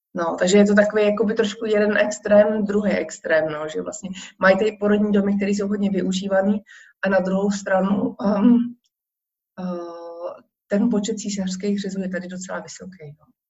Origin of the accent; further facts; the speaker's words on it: Czechia; moved away as an adult; now in Warsaw, Poland; já když řeknu, že jsem Češka